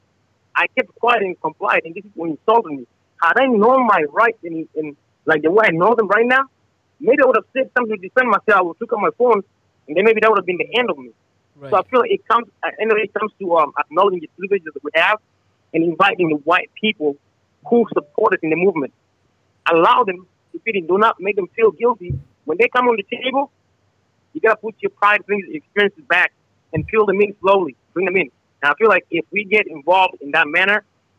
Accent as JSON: {"language": "English", "country": "South Sudan", "also_born_or_lived": "Uganda", "moved": "yes", "lives_now": "United States", "said": "I'm from Africa"}